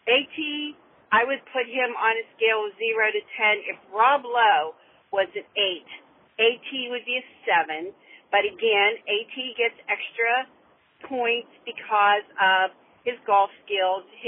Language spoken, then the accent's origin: English; Rock Hill, South Carolina, United States; I'm from Rock Hill.